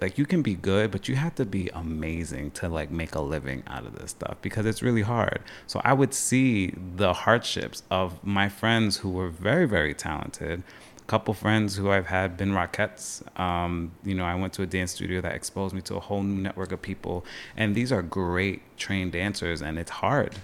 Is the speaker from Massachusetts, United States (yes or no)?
no; Long Island, New York, United States; moved away as an adult; also born or lived in Potsdam, New York; now in Plattsburgh, United States; I'm originally from Long Island. Uh, family's from Long Island, New York City. That's been my vibe growing up